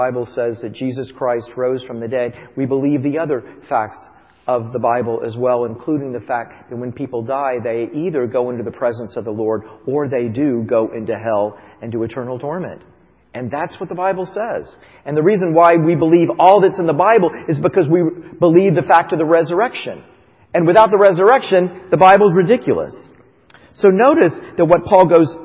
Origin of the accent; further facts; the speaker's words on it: Titusville, Florida, United States; moved away; I grew up in Titusville, Florida